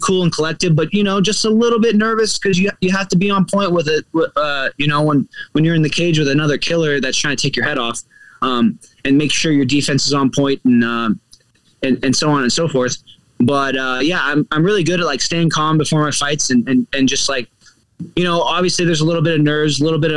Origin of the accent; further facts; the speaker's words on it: Kansas City, Missouri, United States; now in South Florida, United States; I'm from Kansas City, not St. Louis. I love St. Louis, but Kansas City is my actual hometown.